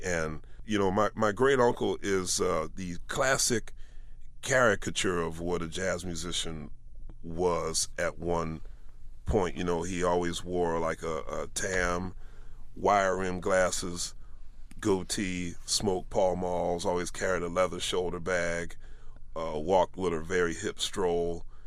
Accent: Philadelphia, Pennsylvania, United States; as a young man growing up in Philadelphia

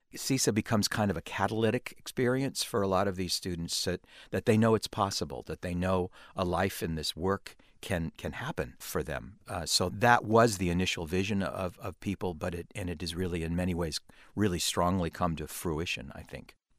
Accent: California, United States; being a Californian

